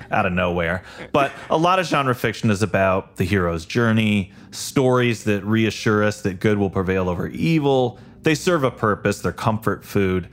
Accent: Illinois, United States; moved away as an adult; also born or lived in Los Angeles; now in Midwest, United States; Chris and I grew up together in Illinois

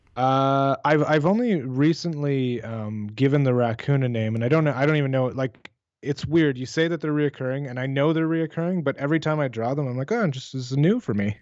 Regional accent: Canada

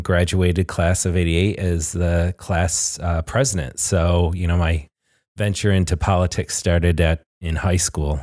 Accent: Glens Falls, New York, United States; I was born and raised in Glens Falls

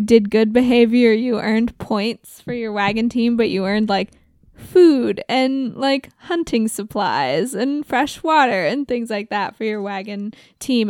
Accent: Oregon, United States; I grew up in Oregon

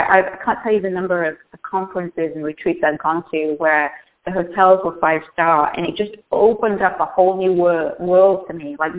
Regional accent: England, United Kingdom; When I grew up in Northern England in an industrial town in the middle of nowhere, and it was coal mining. Think of Detroit in England.

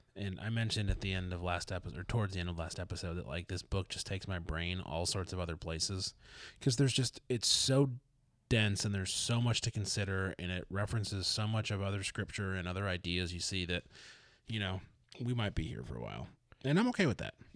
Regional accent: Detroit, Michigan, United States; I'm from Detroit

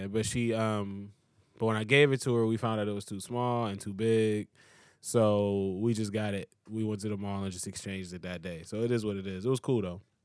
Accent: United States; I'm American

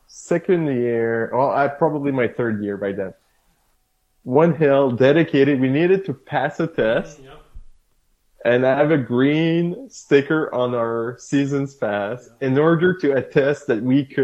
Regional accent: Edmundston, New Brunswick, Canada; moved away as an adult; now in Ottawa, Canada; born and raised in Edmonton, New Brunswick. Moved to Ottawa the summer of 2001.

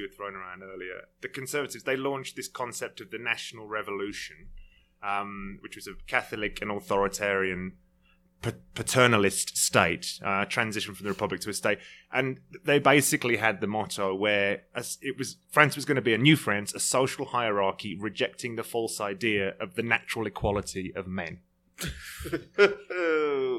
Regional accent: United Kingdom; being a Brit

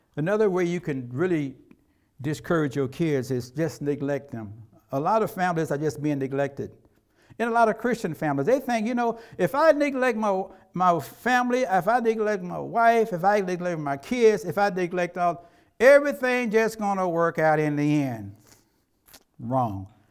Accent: Tennessee, United States; When I was growing up in Tennessee

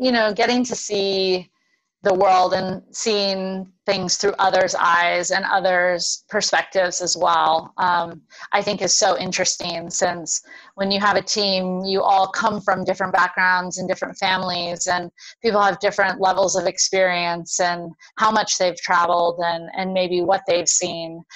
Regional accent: Honolulu, Hawaii, United States; moved away; I grew up in Honolulu, so right in Oahu, right near the university.

